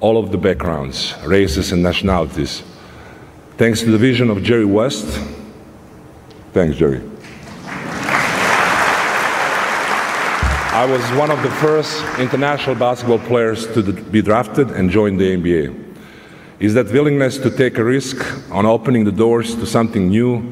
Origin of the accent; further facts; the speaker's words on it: Serbia; moved away; my home country, Serbia.